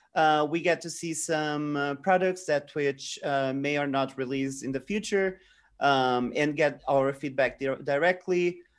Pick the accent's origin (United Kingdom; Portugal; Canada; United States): Portugal; I'm from Portugal